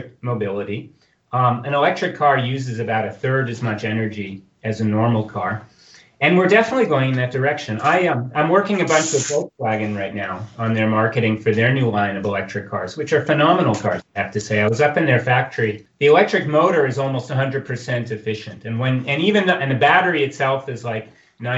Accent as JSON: {"language": "English", "country": "United States", "moved": "yes", "lives_now": "Switzerland", "said": "I try not to say that I'm American anymore, but I try to say that I'm Swiss"}